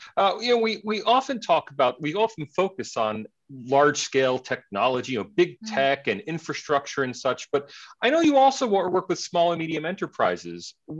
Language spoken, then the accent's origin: English; United States; Now, personally, I'm an American teetotaler.